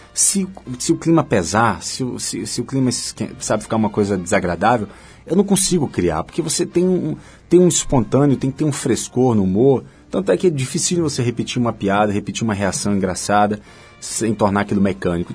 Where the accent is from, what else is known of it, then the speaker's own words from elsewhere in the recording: Salvador, Bahia, Brazil; moved away; also born or lived in Diamantina, Minas Gerais / Germany; nasci em Diamantina, em Minas saí de lá ainda bebezinho, fui morar na Alemanha por três anos, porque acompanhando meu pai que estava fazendo doutorado. Quando voltamos, voltamos de novo para Salvador